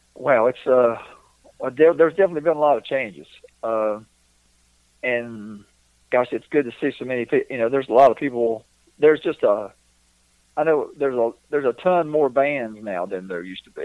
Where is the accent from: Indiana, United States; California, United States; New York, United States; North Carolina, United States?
North Carolina, United States; back where I, where I grew up in North Carolina